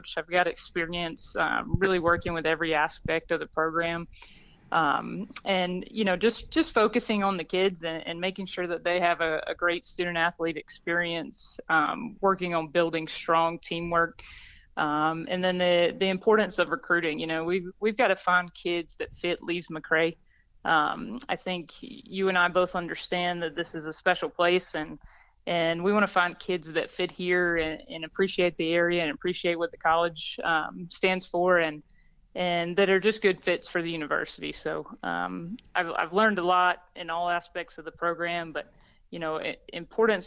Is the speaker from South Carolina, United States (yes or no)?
yes; Gilbert, South Carolina, United States; moved away as an adult; also born or lived in Boone, North Carolina; I'm originally from Gilbert, South Carolina, so a small town right outside of Columbia